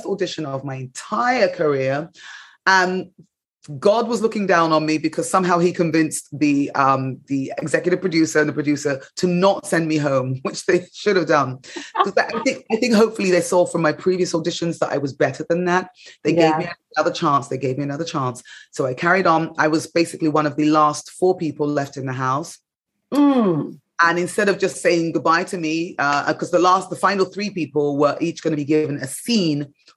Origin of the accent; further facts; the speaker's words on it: England, United Kingdom; moved away as an adult; now in United States; growing up in England